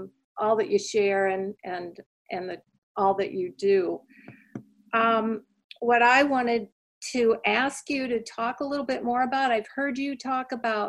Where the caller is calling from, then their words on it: Asheville, North Carolina, United States; We're coming from Asheville, North Carolina.